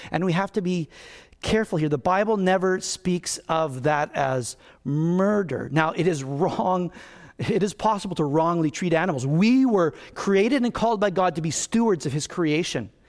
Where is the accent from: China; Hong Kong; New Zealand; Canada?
Canada; I'm a Canadian